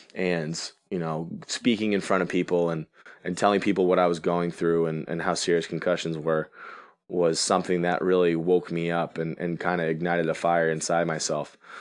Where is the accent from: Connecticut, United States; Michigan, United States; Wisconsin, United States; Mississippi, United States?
Connecticut, United States; my home state